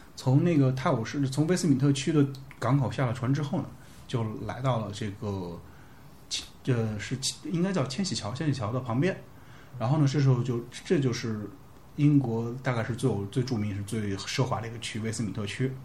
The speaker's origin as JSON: {"language": "Chinese", "country": "China", "said": "我们中国人"}